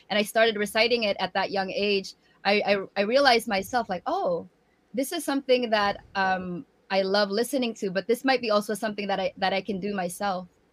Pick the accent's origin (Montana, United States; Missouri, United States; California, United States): California, United States; San Francisco Bay Area; also born or lived in Tacloban, Philippines; before my family moved um, from tacloban to the san francisco bay area